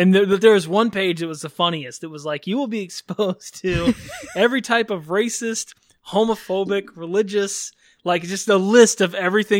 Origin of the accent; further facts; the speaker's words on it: Texas, United States; moved away as an adult; I grew up in Texas, lived there for most of my life. And then in 2015, when I was, what was I then? 31-ish. And I moved out here to pursue comedy